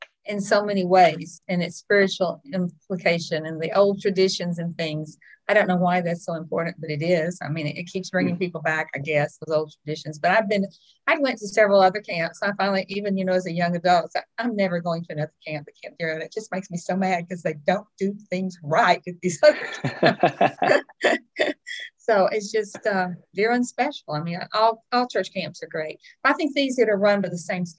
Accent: Texas, United States; I'm from Texas

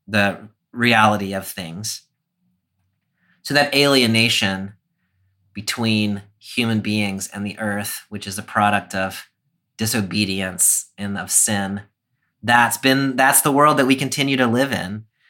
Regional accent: United States; as an American Christian

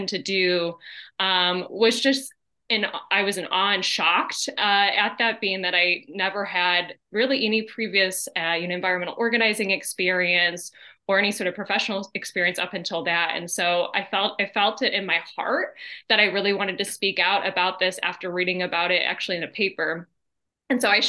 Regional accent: Ottawa, Illinois, United States; moved away as an adult; now in Michigan City, United States; I'm originally from Illinois, from Ottawa, Illinois

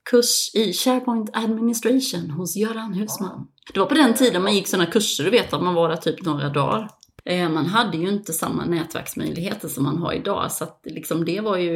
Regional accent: Växjö, Kronoberg County, Sweden; moved away as an adult; also born or lived in Malmö / Copenhagen / Dubai; Jag är uppvuxen som sagt i Växjö och en liten by utanför Växjö, men eh, jag flyttade till, eh, till Malmö faktiskt 2008

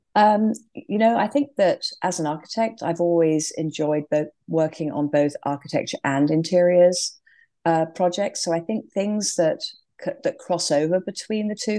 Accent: England, United Kingdom; moved away as an adult; also born or lived in London; now in California, United States; clearly from my accent, I started in England

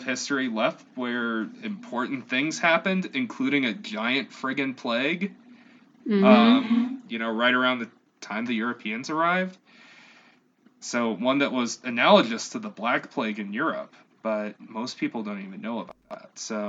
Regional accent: Midwest, United States; I grew up in the Midwest

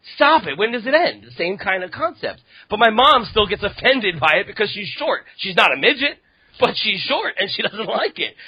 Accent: New York, United States; New York

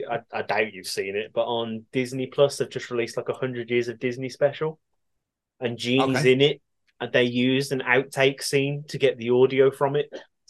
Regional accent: United Kingdom; we're British.

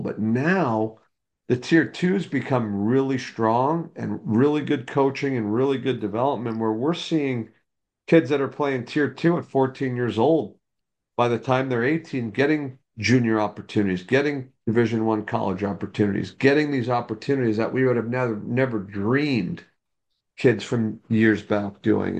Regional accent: just outside New York City, United States; moved away as an adult; now in Dallas, United States; I grew up in New York, uh, just outside New York City

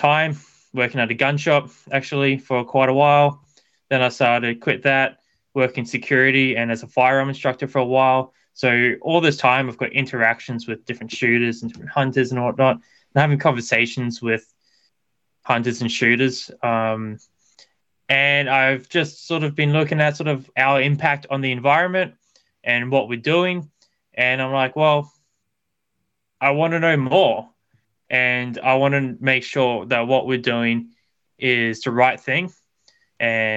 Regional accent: north of Brisbane, southeastern Queensland, Australia; I live a little bit north of Brisbane, so in southeastern Queensland. Lived in this area my entire life, and yeah, that's exactly where I'm from.

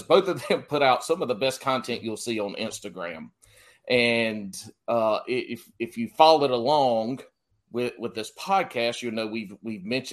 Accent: South Carolina, United States; now in North Carolina, United States; Even though I live in North Carolina now, I was born and raised in South Carolina

